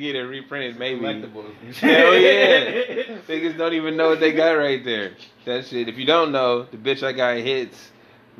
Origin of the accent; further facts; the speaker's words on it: Sacramento, California, United States; now in Bay Area, United States; I'm from Sacramento